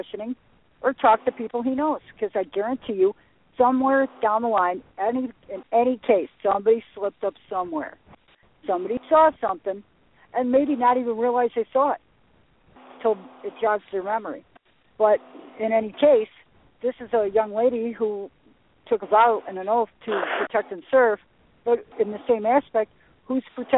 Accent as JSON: {"language": "English", "town": "Frankfort", "region": "Illinois", "country": "United States", "also_born_or_lived": "Chicago", "said": "We're from Frankfort, which is in Will County. Will County is located in Joliet, Illinois"}